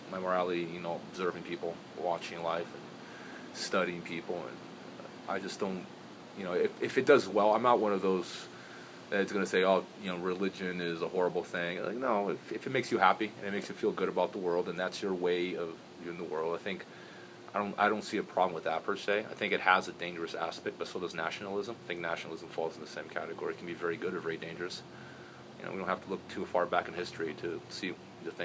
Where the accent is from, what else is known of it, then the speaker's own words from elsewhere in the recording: outside São Paulo, Brazil; moved away as an adult; also born or lived in Provo, Utah, United States / Las Vegas, United States; now in United States; I grew up in Brazil as a child.